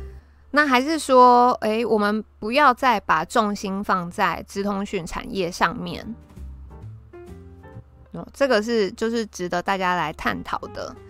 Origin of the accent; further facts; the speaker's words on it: Taiwan; 身为台湾人真的是好惨哦，